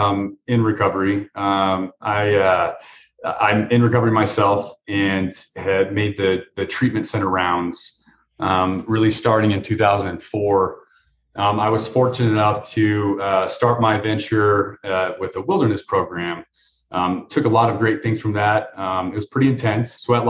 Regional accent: Denver, Colorado, United States; I grew up in Denver

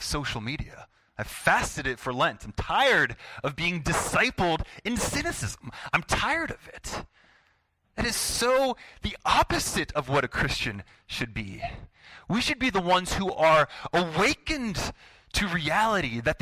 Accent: United States; I'm an American

